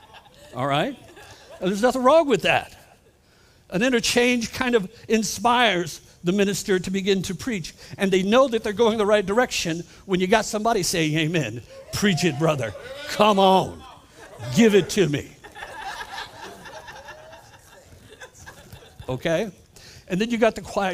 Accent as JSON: {"language": "English", "town": "Columbus", "region": "Ohio", "country": "United States", "moved": "as an adult", "lives_now": "Florida, United States", "said": "I am originally from Columbus, Ohio, but I've turned in my Yankee uniform, and I'm officially a rebel from Florida"}